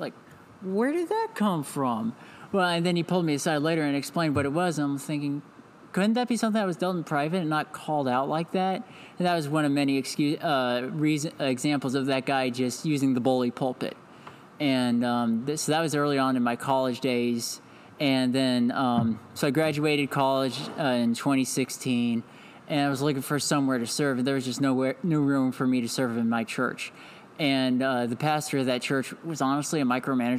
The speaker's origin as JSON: {"language": "English", "town": "Independence", "region": "Missouri", "country": "United States", "also_born_or_lived": "Georgia", "said": "I'm from Independence, Missouri. It's an outskirt of or a suburb of Kansas City, Missouri"}